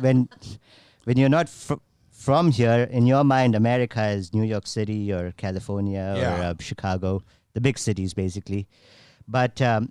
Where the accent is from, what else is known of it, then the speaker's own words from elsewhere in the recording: Bangalore, Karnataka, India; moved away as an adult; also born or lived in Gujarat, India; I grew up in Bangalore